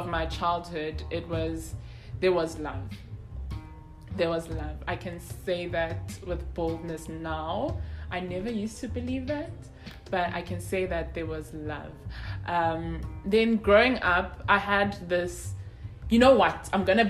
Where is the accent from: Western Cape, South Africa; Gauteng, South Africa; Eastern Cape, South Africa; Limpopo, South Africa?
Gauteng, South Africa; Soweto; I'm from Soweto.